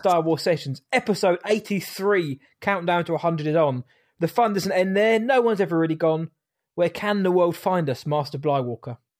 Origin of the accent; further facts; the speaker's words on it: England, United Kingdom; I'm English.